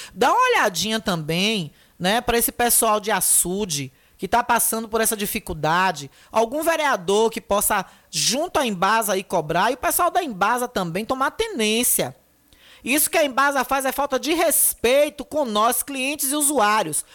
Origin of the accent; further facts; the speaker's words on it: Feira de Santana, Bahia, Brazil; now in Riachão do Jacuípe, Brazil; na minha certidão de nascimento eu nasci em Feira de Santana